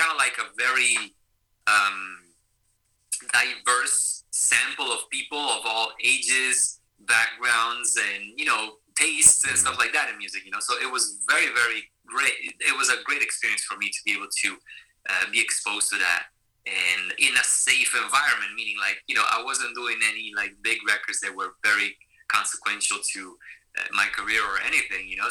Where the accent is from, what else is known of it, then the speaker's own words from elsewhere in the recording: Venice, Veneto, Italy; now in United States; born and raised in Venice, Italy